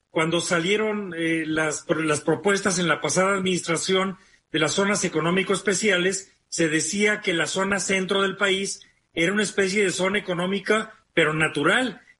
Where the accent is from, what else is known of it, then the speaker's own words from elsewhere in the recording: Guanajuato, Mexico; yo que crecí en Guanajuato, a la Ciudad de México ya la considerábamos